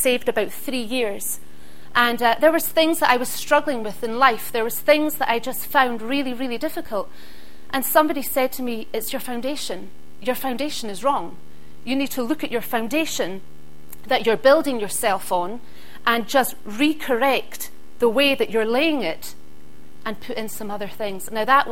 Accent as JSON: {"language": "English", "area": "Isle of Skye", "region": "Scotland", "country": "United Kingdom", "tie": "born or raised there", "said": "I grew up on the Isle of Skye, and my dad was a joiner"}